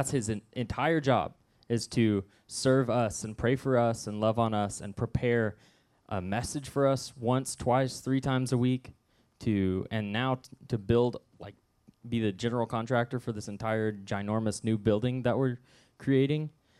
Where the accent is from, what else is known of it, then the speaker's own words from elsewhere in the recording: Southwest City, Missouri, United States; The first time I spoke, and only other time I spoke this message, was at my home church growing up in Southwest City